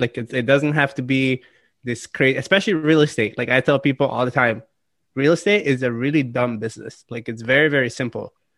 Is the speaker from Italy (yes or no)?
yes; Italy; now in United States; being born and raised in Italy